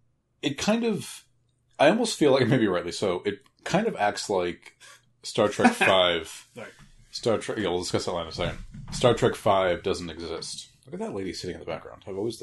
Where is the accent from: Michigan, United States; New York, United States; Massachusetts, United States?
Massachusetts, United States; Born and raised in Massachusetts, never once been to Marblehead.